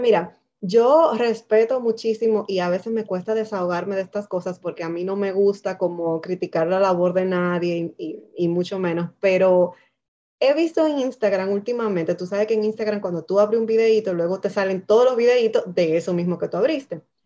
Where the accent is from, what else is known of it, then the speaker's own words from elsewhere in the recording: Dominican Republic; now in Canada; Nosotras básicamente somos dos dominicanas en Canadá, madres también. Eh, inmigrantes